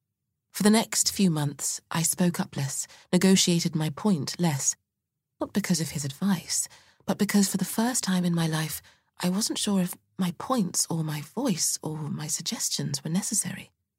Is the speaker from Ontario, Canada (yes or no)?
no; Saskatoon, Saskatchewan, Canada; I was born and raised in Saskatoon, Saskatchewan, Canada, so the big city could have been literally anywhere but there.